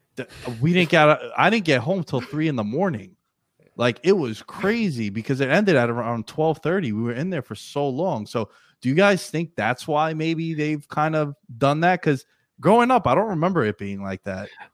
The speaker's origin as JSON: {"language": "English", "town": "New York City", "region": "New York", "country": "United States", "said": "I'm from New York City"}